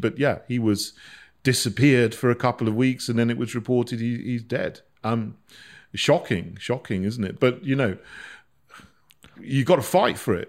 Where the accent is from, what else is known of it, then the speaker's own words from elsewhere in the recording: Barnham, South East England, United Kingdom; moved away as an adult; also born or lived in St Andrews; I grew up in a village called Barnham, which is near Bognor Regis